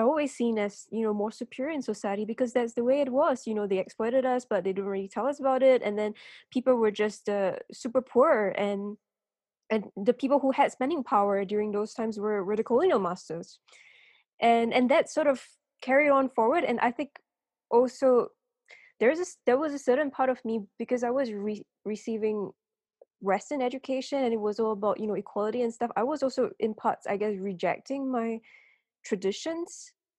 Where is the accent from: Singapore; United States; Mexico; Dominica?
Singapore; moved away as an adult; also born or lived in London; I come from Singapore